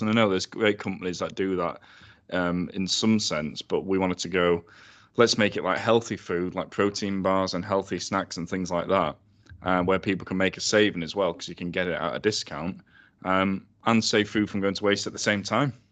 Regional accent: Sheffield, Yorkshire and the Humber, United Kingdom; thirty years old, born and bred in Sheffield.

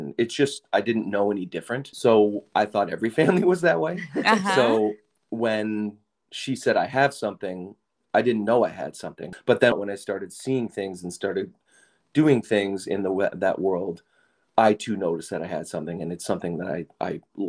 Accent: Madison, Wisconsin, United States; I grew up in Madison, Wisconsin

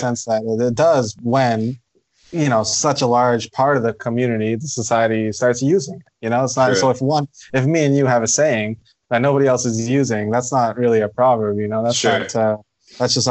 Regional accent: Ottawa, Ontario, Canada; I'm born and raised in Ottawa, Canada.

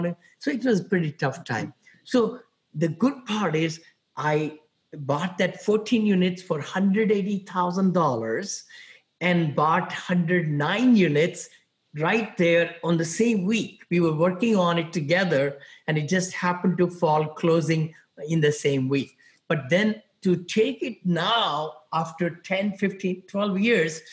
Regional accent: India; moved away as an adult; also born or lived in Ohio / San Francisco area, California; now in San Francisco, United States; I'm from India originally. I came out here about 40 some years back with $7

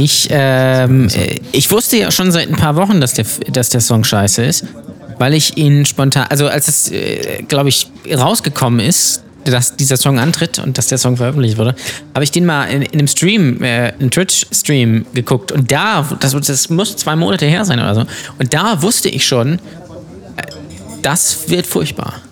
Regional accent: the North, Northern Germany, Germany; wie man bei uns im Norden sagt

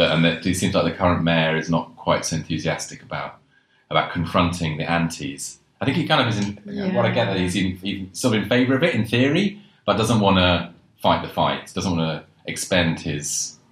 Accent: London, United Kingdom; when I sort of started cycling all around London, because I grew up in London.

